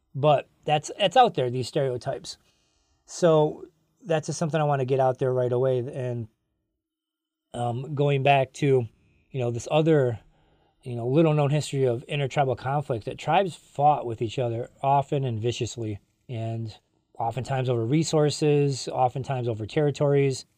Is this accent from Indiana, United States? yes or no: no; Cross Village, Michigan, United States; I grew up in Cross Village